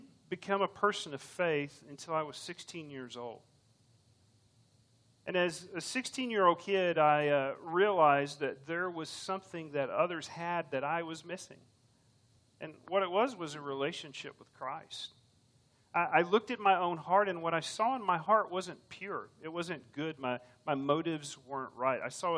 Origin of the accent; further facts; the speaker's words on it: Round Rock, Texas, United States; I grew up in Round Rock, not too far from here